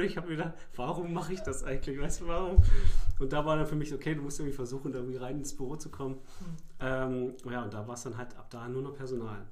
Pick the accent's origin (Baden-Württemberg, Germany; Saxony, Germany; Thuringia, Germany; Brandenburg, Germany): Brandenburg, Germany; Mittenwalde; Ich habe bei der Sparhandels AG äh, in meiner Heimat in Mittenwalde, also auch im Landkreis Darm-Spree